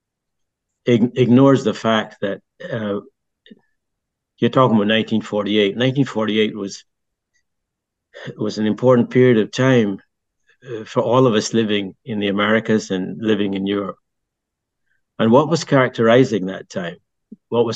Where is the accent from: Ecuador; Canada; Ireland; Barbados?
Barbados; also born or lived in France; now in New Haven, United States; I grew up in Barbados and I grew up in a British society